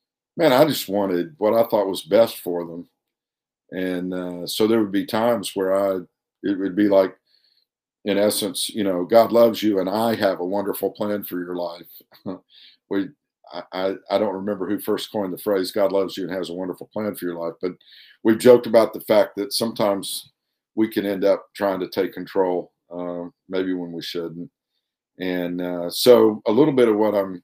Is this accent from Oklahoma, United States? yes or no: yes; Elk City, Oklahoma, United States; also born or lived in Duncan, Oklahoma; growing up in Oklahoma with my younger brother